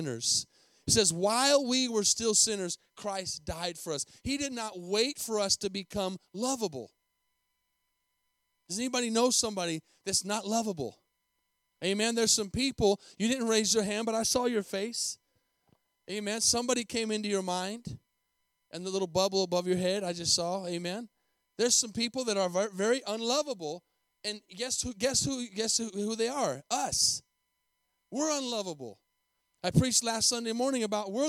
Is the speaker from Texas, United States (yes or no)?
no; Tucson, Arizona, United States; moved away as an adult; also born or lived in Albuquerque, New Mexico / Costa Rica; now in Denton, United States; I lived in Tucson, Arizona for 18 years with a humongous, beautiful mountain